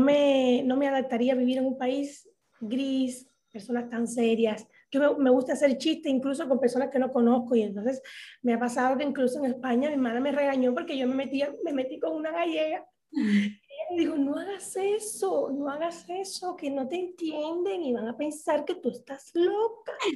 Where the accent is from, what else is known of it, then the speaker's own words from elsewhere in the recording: Havana, Cuba; moved away as an adult; now in Dominican Republic; Yo los mejores años de mi vida los tuve y los pasé en Cuba